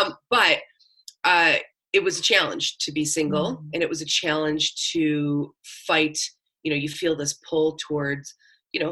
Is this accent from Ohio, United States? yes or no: no; Buffalo, New York, United States; moved away as an adult; also born or lived in Florida / Tennessee / Los Angeles; I'm born and raised in Buffalo, moved around a lot, went to college in Florida, lived in Tennessee, moved out to LA, and then came back to Buffalo